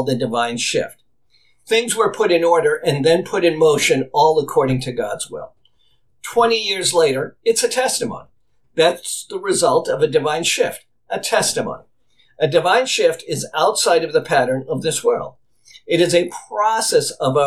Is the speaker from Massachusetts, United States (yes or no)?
yes; Boston, Massachusetts, United States; my house where I grew up as a boy in Boston